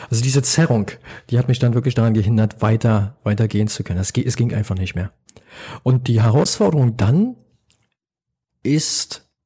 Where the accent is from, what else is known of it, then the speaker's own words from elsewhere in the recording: Berlin, Germany; also born or lived in London, United Kingdom / Oslo, Norway / Lima, Peru; Ich bin ja, ja geborener Berliner. Ich ich fast nur in der Stadt gelebt. Ich habe in London, in Oslo, in Lima, in Berlin gelebt und jetzt lebe ich ja hier.